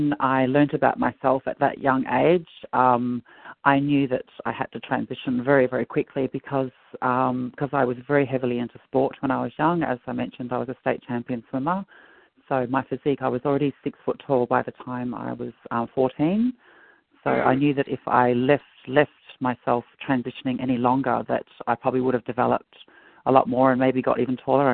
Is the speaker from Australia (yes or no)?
yes; Perth, Western Australia, Australia; I grew up here in Perth. My parents are both from Ireland